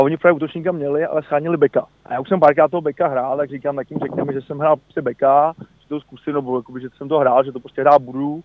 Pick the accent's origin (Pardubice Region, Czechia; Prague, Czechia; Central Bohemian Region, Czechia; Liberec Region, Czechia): Prague, Czechia; also born or lived in Spain; jsem Pražák